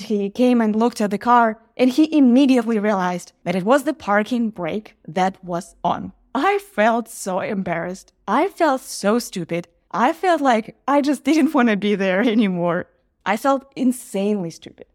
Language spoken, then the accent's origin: English; Ukraine; moved away as an adult; now in Los Angeles, United States; I live in Los Angeles, but we are from Ukraine